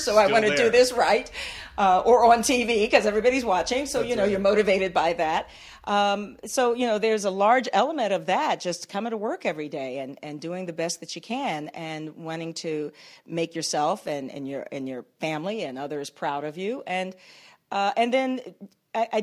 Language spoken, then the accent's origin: English; Washington, District of Columbia, United States; moved away as an adult; also born or lived in Huntsville, Alabama / Atlanta; I grew up in Washington, D.C.